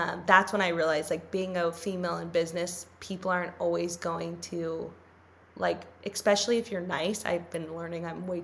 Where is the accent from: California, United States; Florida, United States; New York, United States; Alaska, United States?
California, United States; Los Angeles; I grew up in LA, but like I grew up in the Valley.